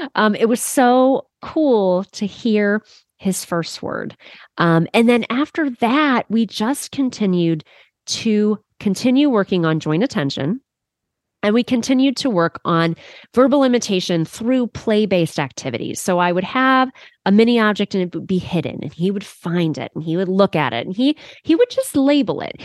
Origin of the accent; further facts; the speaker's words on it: Cleveland, Ohio, United States; this student actually lived here in my hometown